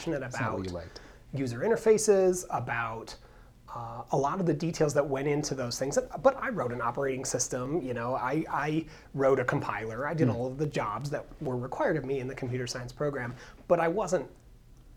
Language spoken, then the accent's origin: English; Helena, Montana, United States; moved away as an adult; also born or lived in Bozeman, Montana; now in Boulder, United States; I grew up in Helena, which is the capital city.